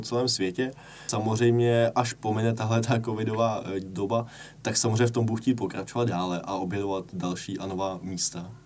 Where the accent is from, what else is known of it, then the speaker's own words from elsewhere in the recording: Prague, Czechia; jsem z Prahy